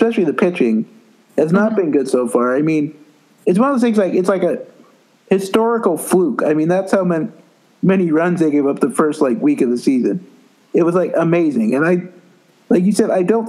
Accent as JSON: {"language": "English", "region": "Montana", "country": "United States", "said": "I'm from Montana. I live in Montana now"}